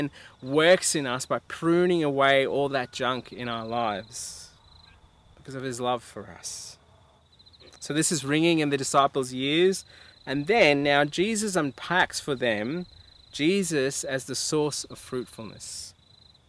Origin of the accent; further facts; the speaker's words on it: India; I'm Indian, and one of the things I used to love growing up at my house with my mum would cook the famous chicken curry